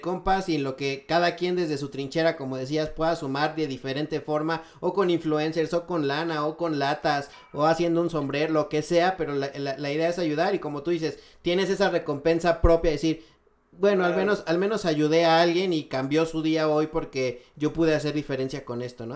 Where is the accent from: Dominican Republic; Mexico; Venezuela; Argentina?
Mexico; Mexico City; como chilangos disfrutamos muchísimo eh, la Roma